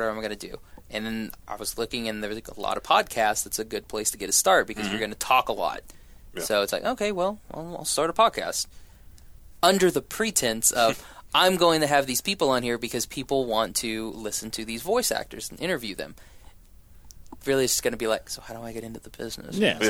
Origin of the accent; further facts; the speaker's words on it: Shawnee, Oklahoma, United States; I grew up in Shawnee.